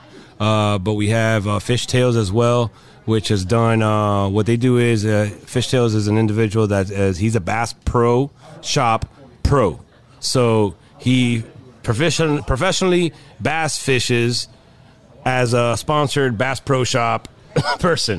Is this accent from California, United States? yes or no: no; Miami, Florida, United States; I'm born and raised in Miami and fished my whole life